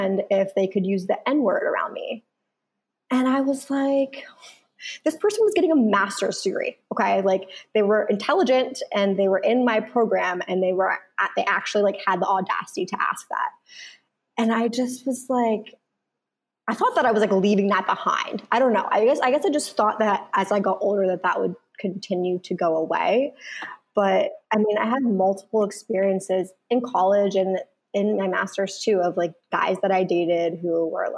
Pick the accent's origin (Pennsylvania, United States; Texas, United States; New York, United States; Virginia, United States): Pennsylvania, United States; Central; I grew up in Central Pennsylvania